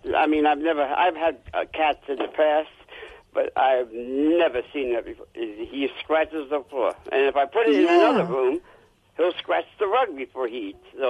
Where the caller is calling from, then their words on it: Dumont, New Jersey, United States; accent: Jersey; I'm calling from New Jersey. Dumont, New Jersey.